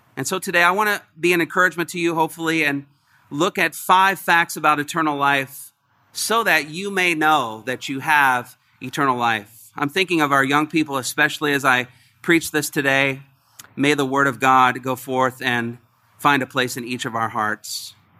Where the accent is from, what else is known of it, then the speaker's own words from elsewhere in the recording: Indiana, United States; moved away; I'm from Indiana, the Great Midwest.